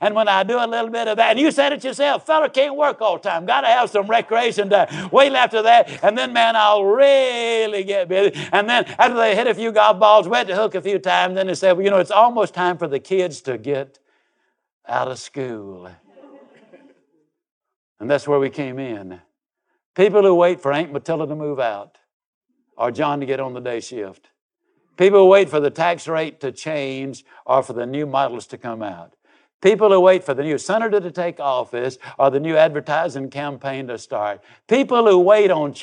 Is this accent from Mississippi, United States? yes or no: yes; Yazoo City, Mississippi, United States; I was raised down in Yazoo City, Mississippi.